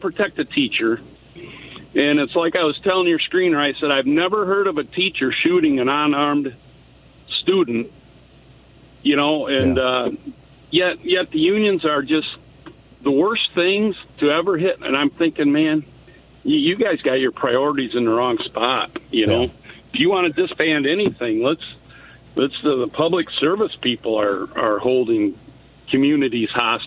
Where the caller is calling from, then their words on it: Charlotte, Michigan, United States; It's just south of Lansing there, about 20 miles.